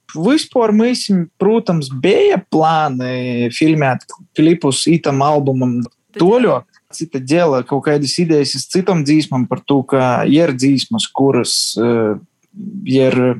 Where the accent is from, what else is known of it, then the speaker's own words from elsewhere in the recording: Ludza, Ludza Municipality, Latvia; visi mēs esam mīkoši zāni no Lūdzes, no Latvijas